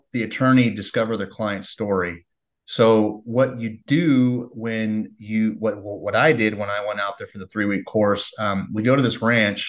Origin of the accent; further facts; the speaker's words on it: Redondo Beach, California, United States; moved away as an adult; also born or lived in Orange County, California; now in Texas, United States; Grew up in Redondo Beach, and then spent some years in Orange County, California.